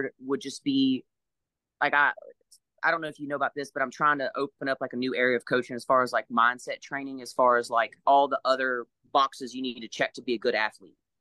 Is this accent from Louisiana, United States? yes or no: yes; Louisiana, United States; I grew up in Louisiana.